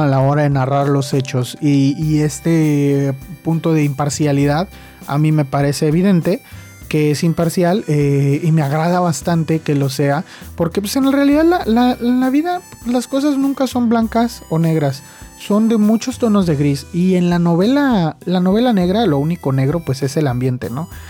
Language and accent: Spanish; Mexico; soy de México